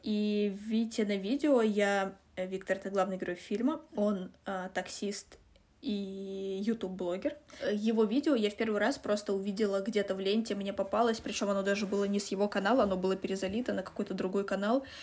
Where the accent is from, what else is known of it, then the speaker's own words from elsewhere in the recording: Russia; мы из России